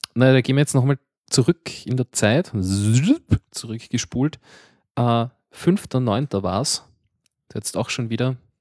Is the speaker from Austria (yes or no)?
yes; Baden, Lower Austria, Austria; ich bin nicht einmal in Mödling geboren, ich bin noch weiter im Süden geboren